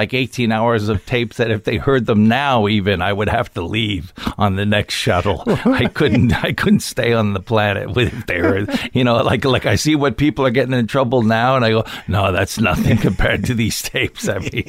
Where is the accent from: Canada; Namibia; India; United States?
Canada; Ottawa, Ontario; now in Toronto, Canada; I started high school in Ottawa, which was my dad's last posting, and we stayed there for a long time, and that's where I started doing stand-up, and then I moved to Toronto